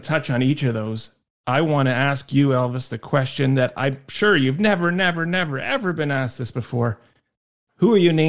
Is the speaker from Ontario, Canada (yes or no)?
yes; Richmond Hill, Ontario, Canada; We are from Richmond Hill.